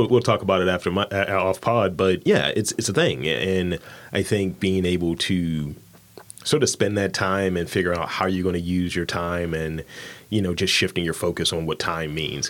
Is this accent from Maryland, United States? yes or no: yes; Baltimore, Maryland, United States; I'm from East Baltimore, man.